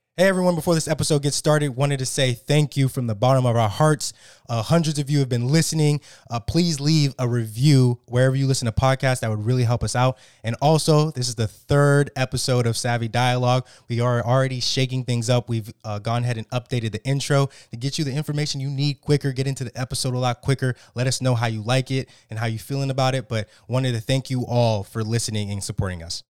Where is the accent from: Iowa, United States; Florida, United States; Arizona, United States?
Florida, United States; South; now in Maryland, United States; I grew up in South Florida